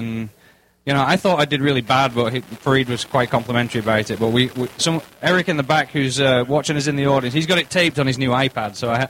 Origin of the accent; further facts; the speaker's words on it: England, United Kingdom; moved away as an adult; also born or lived in Scotland; now in United States; I'm coming from England, okay?